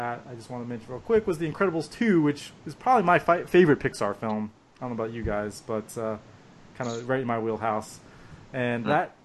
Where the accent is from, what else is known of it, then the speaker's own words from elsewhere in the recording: United States; I'm American